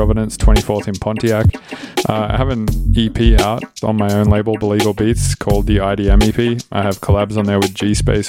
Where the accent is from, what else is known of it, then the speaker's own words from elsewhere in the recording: Australia; moved away as an adult; now in United States; I'm Australian